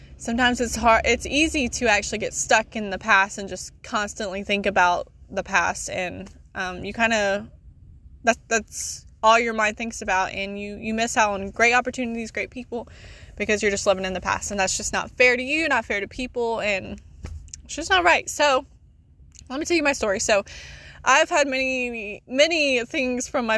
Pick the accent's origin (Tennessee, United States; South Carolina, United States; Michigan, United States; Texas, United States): South Carolina, United States; I am from South Carolina